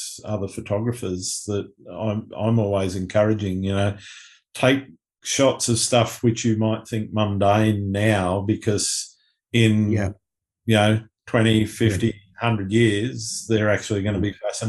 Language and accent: English; Sydney, New South Wales, Australia; my hometown here in Sydney